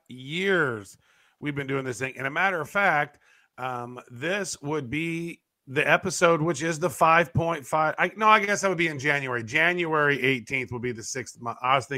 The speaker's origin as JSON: {"language": "English", "country": "Canada", "said": "He's calling me Chinese. I'm Canadian, right?"}